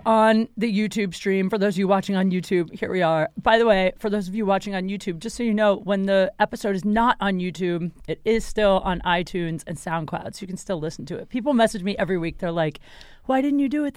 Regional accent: Ohio, United States; growing up in Ohio

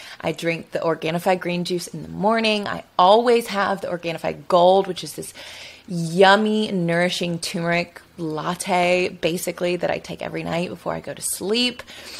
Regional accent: Alabama, United States; I'm from Alabama

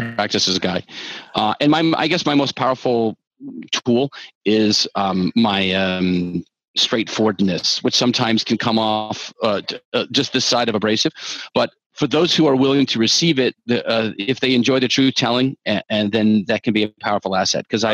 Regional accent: the South, United States; also born or lived in Georgia; I'm from the South

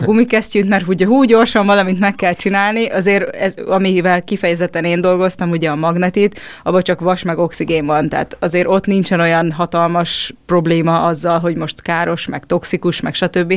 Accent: Hungary; also born or lived in Budapest; magyarok vagyunk

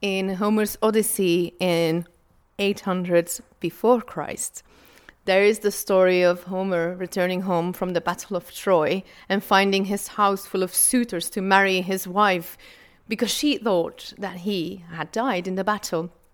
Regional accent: Flanders, Belgium; I'm from Belgium, from Flanders, the Dutch speaking area of Belgium.

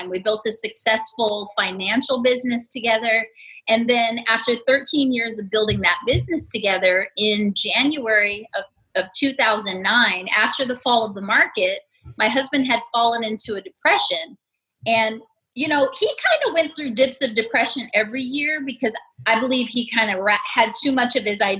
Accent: New York City, New York, United States; also born or lived in Las Vegas, Nevada; I was born in Las Vegas, raised in New York City.

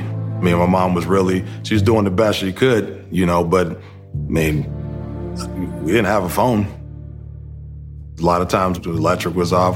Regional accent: Youngstown, Ohio, United States; also born or lived in Pennsylvania; I was born in Pennsylvania. But I was adopted in Ohio, in Youngstown.

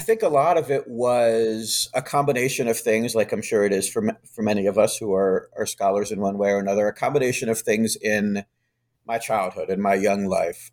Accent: Charlottesville, Virginia, United States; now in Massachusetts, United States; I grew up in Charlottesville

